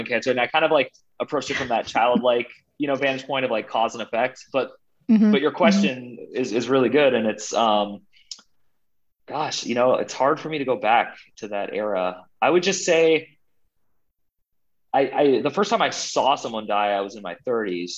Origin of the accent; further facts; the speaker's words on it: Bay Area of California, United States; I grew up in the Bay Area of California